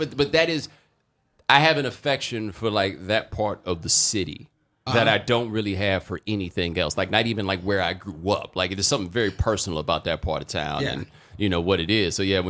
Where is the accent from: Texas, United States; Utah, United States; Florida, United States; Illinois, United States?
Texas, United States; Houston; also born or lived in Atlanta; I did not grow up in Atlanta. I was born in Atlanta. Yes. I grew up in Houston, but I went to college in Atlanta.